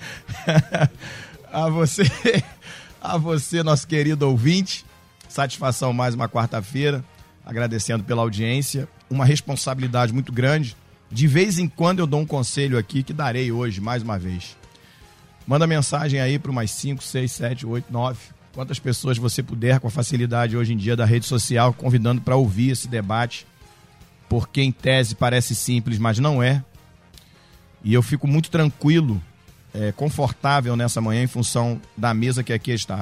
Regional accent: Baixada Fluminense, Rio de Janeiro, Brazil; moved away as an adult; now in Teresópolis, Brazil; Eu morei no Rio de Janeiro minha vida toda, nasci na Baixada Fluminense

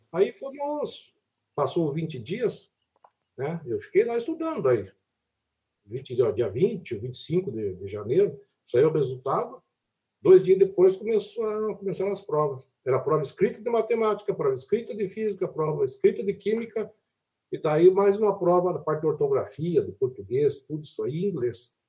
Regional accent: Brazil; also born or lived in Curitiba; lá na minha cidade, que era é longe de Curitiba, longe de Florianópolis

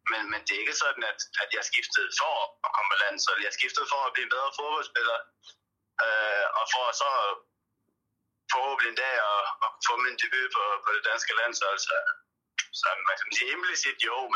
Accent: Denmark; moved away as an adult; also born or lived in Turkey / Spain; now in Cardiff, United Kingdom; man kender det jo selv som, som dansker.

